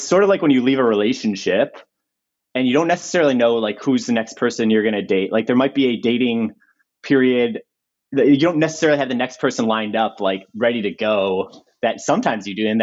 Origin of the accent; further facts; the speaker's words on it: Chicago, Illinois, United States; moved away as an adult; also born or lived in Northern California; now in Los Angeles, United States; I'm 33, I'm from Chicago.